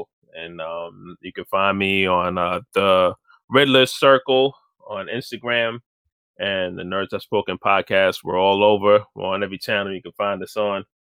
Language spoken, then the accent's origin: English; New York, United States; I'm from New York. I'm calling it Make Toys.